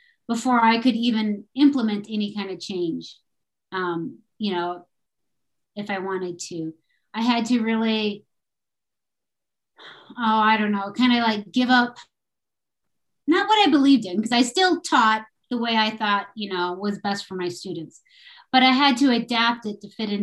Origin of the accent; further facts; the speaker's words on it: Minnesota, United States; moved away as an adult; also born or lived in Texas / Colorado; I'm from Minnesota originally, and I moved to Texas after college because Minnesota was too cold